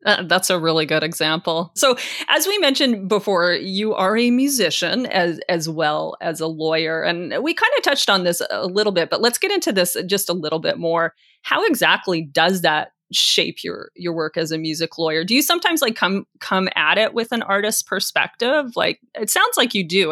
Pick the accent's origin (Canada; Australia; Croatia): Canada; as a Canadian